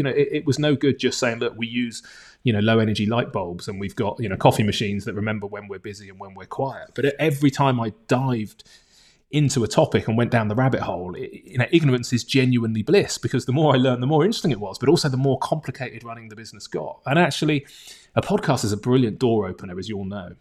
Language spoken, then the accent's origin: English; Bournemouth, South West England, United Kingdom; also born or lived in London; I'm from a tourism town, Bournemouth, on the south coast of England